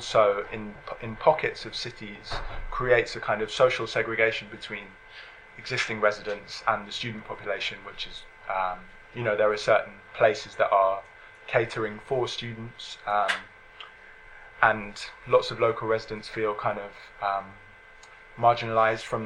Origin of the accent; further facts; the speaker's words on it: London, United Kingdom; growing up in London